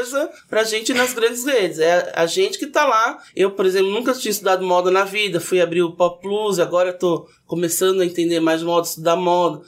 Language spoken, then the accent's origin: Portuguese; Santos, São Paulo, Brazil; moved away as an adult; now in São Paulo, Brazil; Eu sou de Santos, vim morar em São Paulo para trabalhar